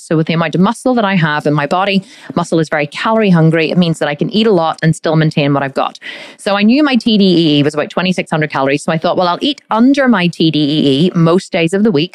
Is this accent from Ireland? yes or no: yes; Ireland; We do love a drink here in, in Ireland. I am Irish